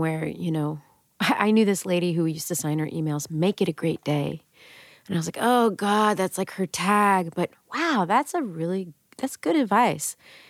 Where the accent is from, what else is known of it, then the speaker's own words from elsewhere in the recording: Texas, United States; moved away as an adult; now in New York, United States; I'm from Texas.